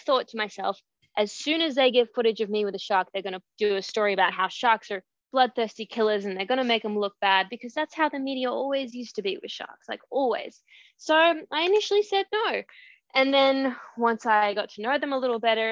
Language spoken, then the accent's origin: English; Australia; for a local newspaper in my town where I grew up in Australia